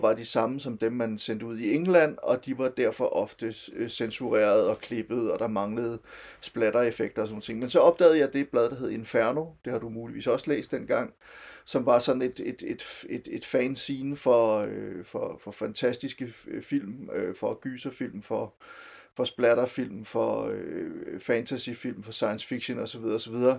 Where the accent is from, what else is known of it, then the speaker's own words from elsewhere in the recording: Silkeborg, Central Denmark Region, Denmark; jeg kommer fra Silkeborg oprindeligt, og boede i Silkeborg i min gymnasietid fra slutningen af 80'erne til, til, til starten af 90'erne